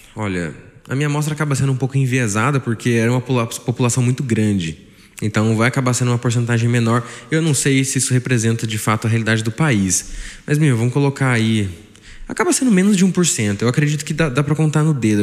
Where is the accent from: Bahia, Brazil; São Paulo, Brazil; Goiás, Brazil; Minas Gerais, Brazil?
São Paulo, Brazil; Taubaté; Sou de Taubaté, nascido aqui